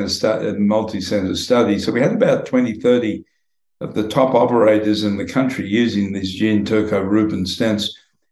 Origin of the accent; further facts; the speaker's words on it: Queensland, Australia; moved away as an adult; now in United States; I toughened up growing up in the Australian bush